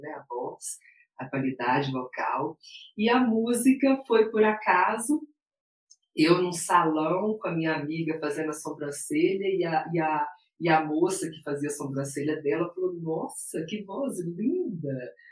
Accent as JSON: {"language": "Portuguese", "town": "Belo Horizonte", "region": "Minas Gerais", "country": "Brazil", "tie": "born or raised there", "also_born_or_lived": "Paracatu, Minas Gerais", "said": "sou mineira, de Belo Horizonte. É, vivi em Paracatu, uma pequena cidade de Minas, próximo a Goiás, até os nove anos de idade e depois mudamos para Belo Horizonte."}